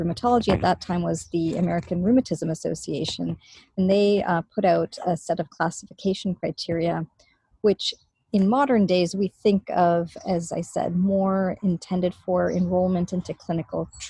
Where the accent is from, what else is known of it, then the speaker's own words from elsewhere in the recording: Canada; now in Boston, United States; I am Canadian originally